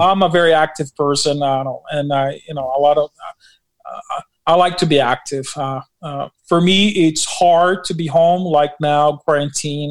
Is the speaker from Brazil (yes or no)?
yes; Brazil; also born or lived in Newark, New Jersey, United States; now in New Jersey, United States; I'm from Brazil and we pastor in Newark, New Jersey